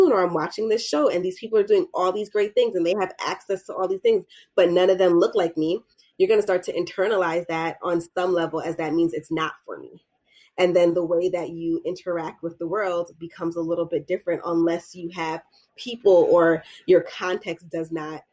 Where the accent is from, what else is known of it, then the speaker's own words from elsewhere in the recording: United States; I was born here. But I identify as like a Black American.